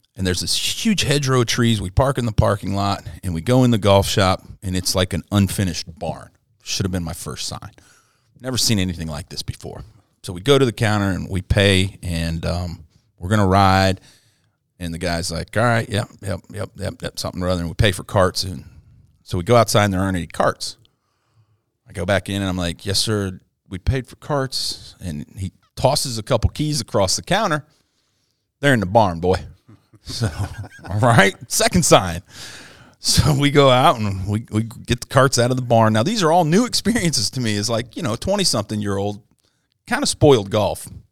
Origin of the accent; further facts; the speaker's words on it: Hawaii, United States; moved away; growing up in Hawaii playing golf